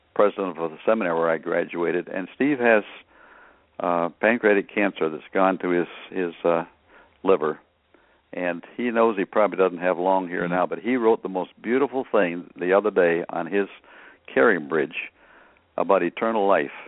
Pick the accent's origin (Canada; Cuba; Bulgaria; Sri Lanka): Canada; now in United States; I grew up in Canada